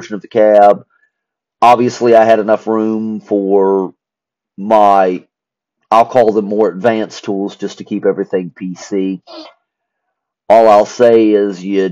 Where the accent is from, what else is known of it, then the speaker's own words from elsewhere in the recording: Spencer, West Virginia, United States; moved away as an adult; also born or lived in North Carolina; we had moved to my hometown of Spencer, West Virginia